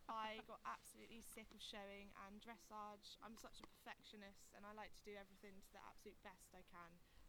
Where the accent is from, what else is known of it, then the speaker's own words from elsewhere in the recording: Plymouth, South West England, United Kingdom; I'm from Plymouth.